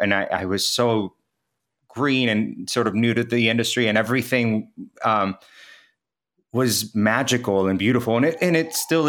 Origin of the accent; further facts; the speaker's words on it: Kansas, United States; now in New York City, United States; My family's Venezuelan, and I grew up in Kansas. My mom brought us to the States when I was 10. So I most likely gravitate towards saying I'm from Kansas just because the bulk of my life was spent in the Midwest.